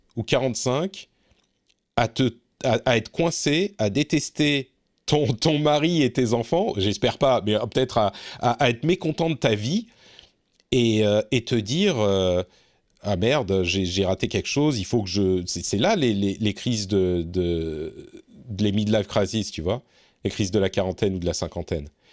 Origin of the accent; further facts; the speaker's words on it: Lebanon; now in Finland; je suis né au Liban deux ans avant la guerre